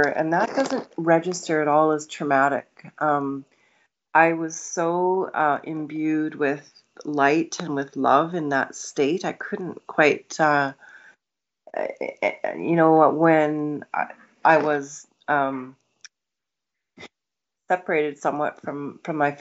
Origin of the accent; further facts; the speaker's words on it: Kamloops, British Columbia, Canada; also born or lived in Nelson; we were a family of five children, and we grew up in Kamloops